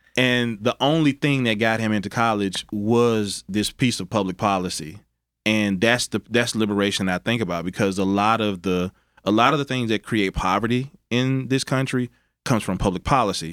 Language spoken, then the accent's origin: English; Mississippi Delta, United States; also born or lived in Arkansas / Tennessee; now in Memphis, United States; growing up in the Mississippi Delta, Memphis was the closest big city.